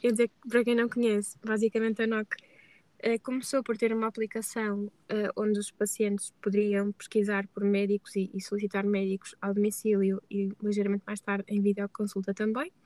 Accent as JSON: {"language": "Portuguese", "town": "Braga", "region": "Norte", "country": "Portugal", "tie": "born or raised there", "moved": "as an adult", "lives_now": "Porto, Portugal", "said": "nasci em Braga e vivo há cerca de 3 anos e meio no Porto"}